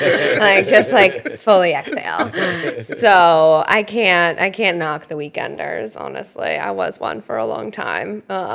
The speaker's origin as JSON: {"language": "English", "town": "Red Hook", "region": "New York", "country": "United States", "tie": "born or raised there", "said": "I was born and raised in the Hudson Valley. So I grew up in Red Hook, New York."}